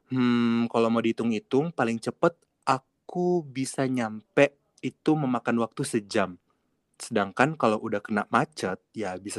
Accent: Sulawesi, Indonesia; Sehingga mendengar kita-kita nih orang Sulawesi ngomong yang bicaranya jauh berbeda.

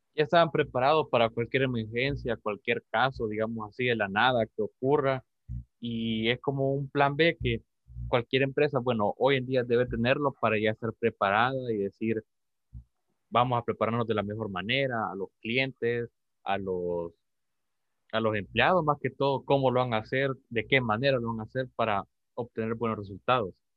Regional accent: El Salvador

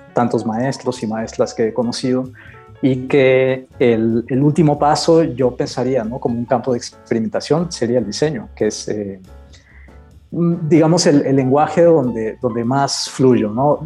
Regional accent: Campeche, Mexico; moved away; soy originario de Campeche

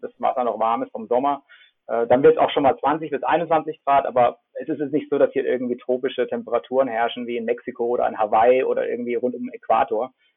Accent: Freiburg, Baden-Württemberg, Germany; moved away as an adult; ich bin aufgewachsen in Freiburg

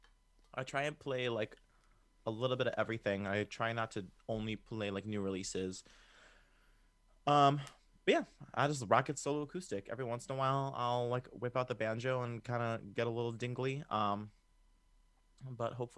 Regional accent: Chicago, Illinois, United States; I'm from Chicago

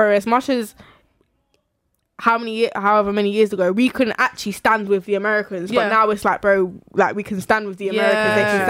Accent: United Kingdom; we're black British

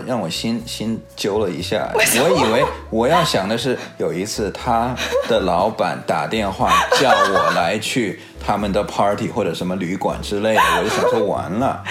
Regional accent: United States; 在美国长大的嘛，所以我是在美国就是读高中、大学，然后大学之后我就出来工作

